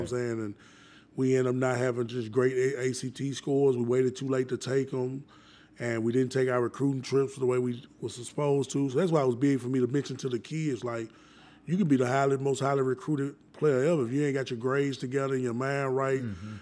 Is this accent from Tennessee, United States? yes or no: yes; Nashville, Tennessee, United States; I'm from the South Side part of Nashville, okay. Edge Hill to be exact. 12th Avenue South. Was there from the day I was born until I was 22 years old